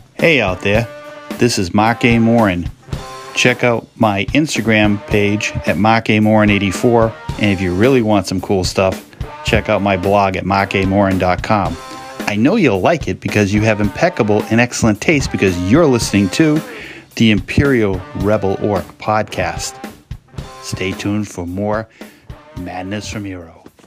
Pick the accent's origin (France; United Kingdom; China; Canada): United Kingdom; I'm British